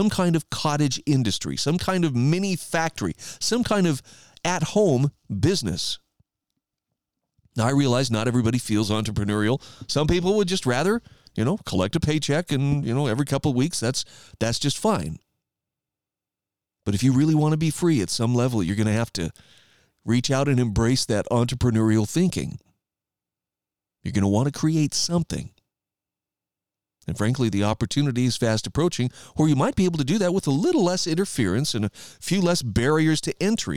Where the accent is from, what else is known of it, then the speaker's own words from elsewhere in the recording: Idaho, United States; my home state of Idaho